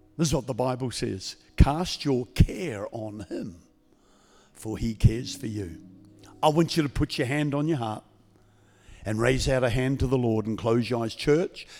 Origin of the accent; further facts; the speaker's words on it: New Zealand; now in Queensland, Australia; I'm from the state of Queensland in Australia. I've been there for thirty-seven years. Before that, I was a Kiwi from New Zealand.